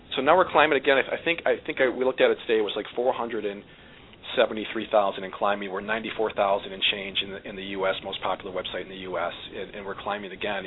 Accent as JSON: {"language": "English", "town": "Watertown", "region": "New York", "country": "United States", "tie": "born or raised there", "said": "I was actually born and raised in Watertown, New York, up north a little bit"}